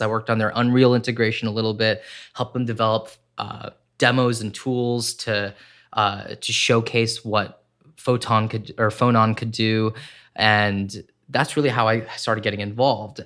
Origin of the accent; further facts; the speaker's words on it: Corning, New York, United States; I grew up in upstate New York in a small town called Corning